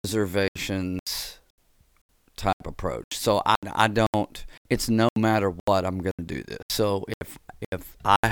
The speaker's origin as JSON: {"language": "English", "region": "Texas", "country": "United States", "tie": "born or raised there", "also_born_or_lived": "Tennessee", "moved": "yes", "lives_now": "Nashville, United States", "said": "I am from Tennessee. Was raised in Texas"}